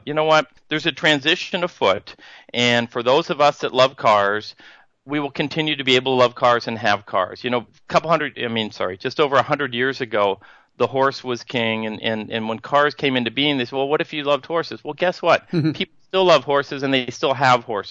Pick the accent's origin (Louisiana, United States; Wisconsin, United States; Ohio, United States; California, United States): California, United States; Northern; moved away; I grew up in Northern California, I mentioned, and I've moved back recently